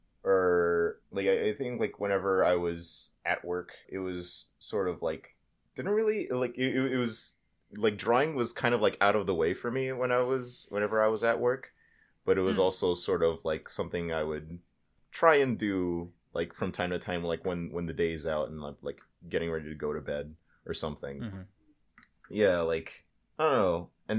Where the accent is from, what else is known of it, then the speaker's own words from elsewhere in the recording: Florida, United States; I grew up in Florida. And it's, like, very rainy.